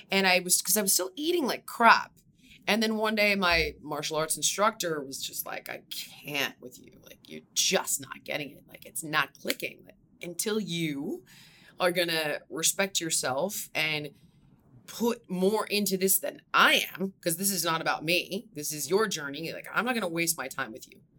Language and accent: English; Los Angeles, California, United States; also born or lived in Malibu; I actually grew up in the valley. Okay. So, um, for anybody that is not from California, it's the bridge and tunnel of Los Angeles. Uh, I'm from there